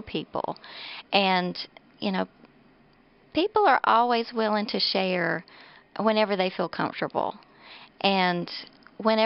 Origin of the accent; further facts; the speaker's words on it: Mills River, North Carolina, United States; I'm a local girl. I grew up in Mills River, North Carolina